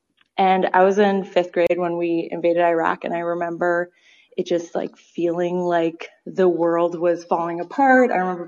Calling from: Boston, Massachusetts, United States; I'm calling from Boston.

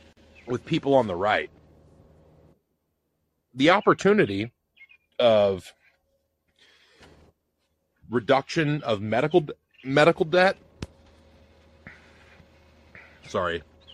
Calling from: Tennessee, United States

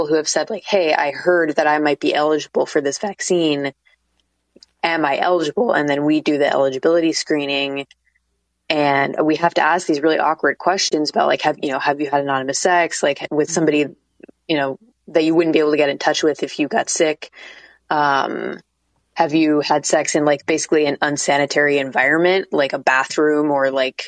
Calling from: Portland, Oregon, United States; Yeah, I'm calling from Portland, Oregon.

